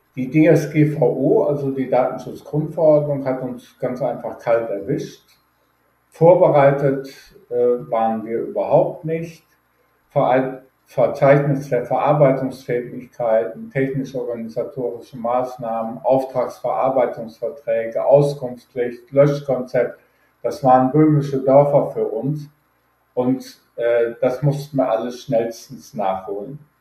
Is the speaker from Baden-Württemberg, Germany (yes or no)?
no; Düsseldorf, North Rhine-Westphalia, Germany; moved away as an adult; also born or lived in Aschendorf-Papenburg, Emsland, Lower Saxony / Frankfurt / Cologne / Weilburg an der Lahn; now in Weilburg, Germany; im Emsland genau genommen in aschendorf partenburg geboren aufgewachsen in Düsseldorf und in Neuss